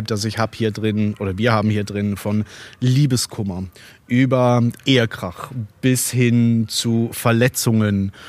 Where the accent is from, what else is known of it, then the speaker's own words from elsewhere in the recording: Basel, Basel-Stadt, Switzerland; ich bin in Basel geboren, ich bin in Basel aufgewachsen